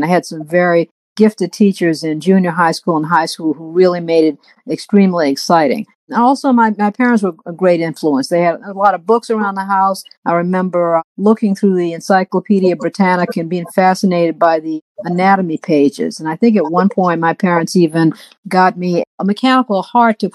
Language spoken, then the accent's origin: English; Washington, District of Columbia, United States; I grew up in Washington, D.C., a great town